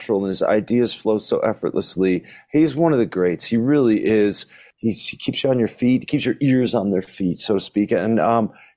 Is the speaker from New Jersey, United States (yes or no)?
yes; New Jersey, United States; We're both from Jersey